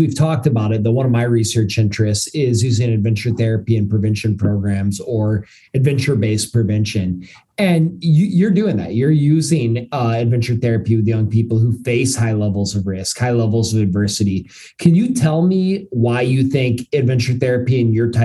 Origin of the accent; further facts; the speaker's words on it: United States; I'm an American